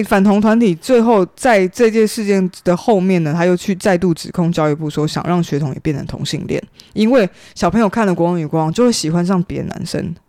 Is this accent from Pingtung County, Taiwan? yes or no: yes; Pingtung County, Taiwan; 我没有，我不是我屏东人